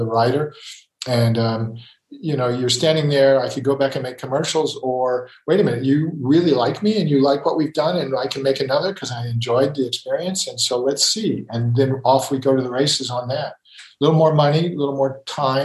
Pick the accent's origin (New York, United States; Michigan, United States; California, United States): New York, United States; Ithaca; also born or lived in Texas; I grew up in Ithaca